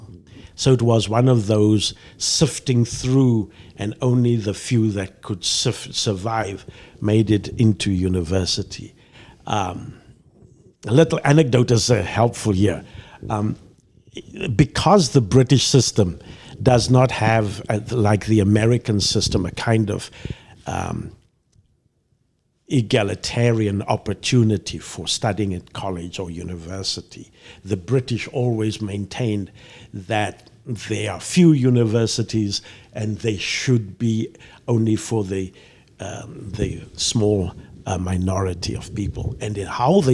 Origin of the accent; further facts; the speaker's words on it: Mossel Bay, Western Cape, South Africa; moved away as an adult; now in Chicago, United States; I was born in Mossel Bay, a harbor town on the southern tip of Africa